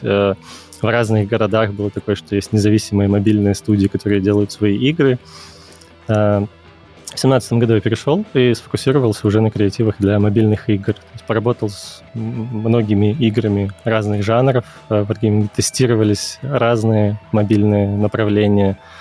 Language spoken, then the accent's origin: Russian; Kyiv, Ukraine; moved away as an adult; also born or lived in Minsk, Belarus; я из Киева, э, я учился на экономическом факультете КНЕУ